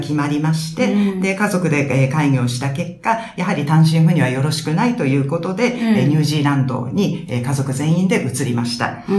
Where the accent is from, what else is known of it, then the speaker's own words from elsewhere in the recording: Fujisawa, Kanagawa, Japan; also born or lived in New York, United States / New Zealand / Nihonbashi, Tokyo (ancestral home); 小学校4年から高校卒業まで藤沢だったんですけれども